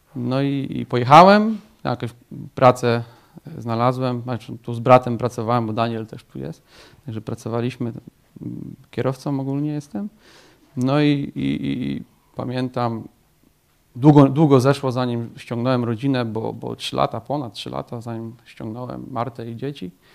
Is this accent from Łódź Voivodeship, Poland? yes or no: yes; Tomaszów Mazowiecki, Łódź Voivodeship, Poland; Pochodzę ogólnie z Tomaszowa Mazowieckiego